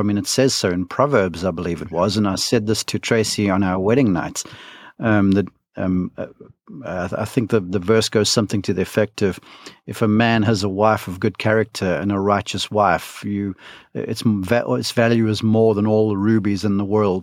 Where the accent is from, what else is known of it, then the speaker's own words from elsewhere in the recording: South Africa; moved away as an adult; now in Columbus, United States; I'm from South Africa, um, grew up there, uh, came over to college in the United States to Columbus, Georgia